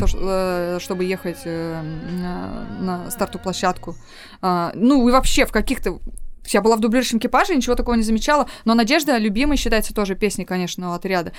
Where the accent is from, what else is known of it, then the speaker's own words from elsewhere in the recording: Novosibirsk, Novosibirsk Oblast, Russia; moved away as an adult; also born or lived in Altai; Я коренная новосибирка. Я там родилась, выучилась, выросла